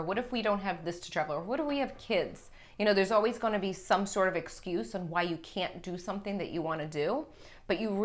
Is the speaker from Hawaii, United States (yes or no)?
no; Boston, Massachusetts, United States; now in Tampa, United States; I'm from the Boston area. We both live in Tampa.